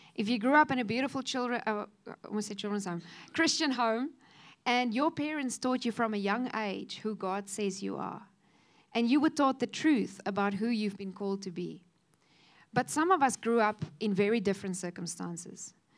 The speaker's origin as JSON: {"language": "English", "town": "Cape Town", "region": "Western Cape", "country": "South Africa", "tie": "born or raised there", "also_born_or_lived": "Kofinia", "said": "we moved from Kofinia into uh, Cape Town, and suddenly there was this huge school with all these children"}